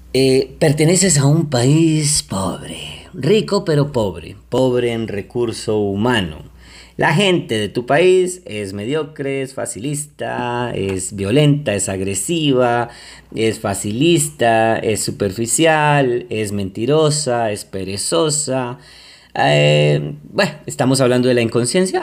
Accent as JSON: {"language": "Spanish", "country": "Colombia", "said": "yo soy colombiano y quiero mucho mi país Colombia"}